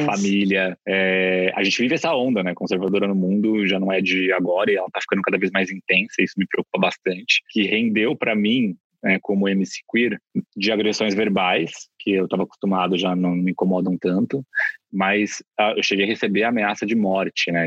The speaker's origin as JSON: {"language": "Portuguese", "town": "Bauru", "region": "São Paulo", "country": "Brazil", "said": "Eu sou de Bauru, do interior de São Paulo"}